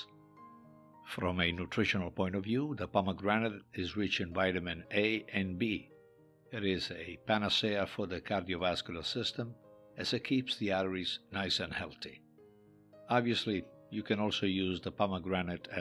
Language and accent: English; Italy; Growing up in Italy